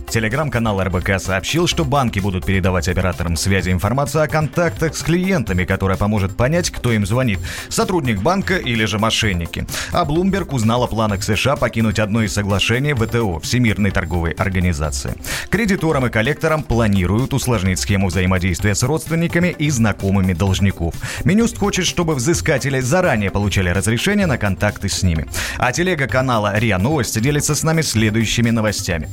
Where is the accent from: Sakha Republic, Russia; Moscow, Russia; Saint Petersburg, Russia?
Saint Petersburg, Russia; я из Питера